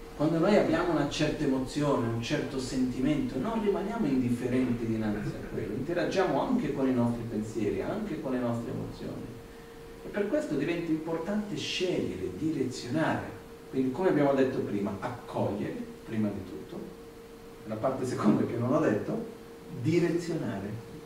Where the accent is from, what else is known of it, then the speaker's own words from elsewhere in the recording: India; Italian is a second language; now in Italy; dove sono cresciuto in India